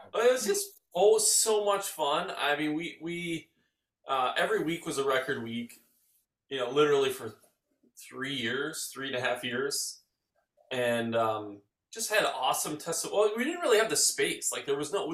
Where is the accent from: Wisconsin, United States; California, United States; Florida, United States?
Wisconsin, United States; Arbor Vitae; I grew up in Arbor Vitae.